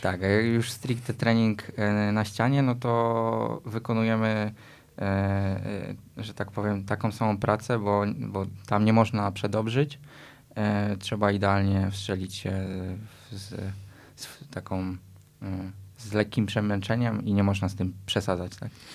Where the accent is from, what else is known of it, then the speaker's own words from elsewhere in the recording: Tarnów, Lesser Poland, Poland; z miejsca, w którym się urodziliśmy, czyli e, w Tarnowie